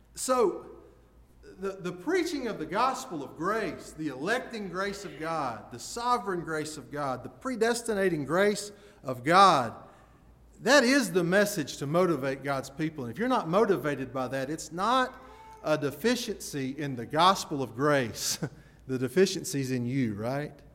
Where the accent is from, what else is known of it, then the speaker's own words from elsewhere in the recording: Chelsea, Alabama, United States; I grew up in Chelsea. We had Chelsea Video.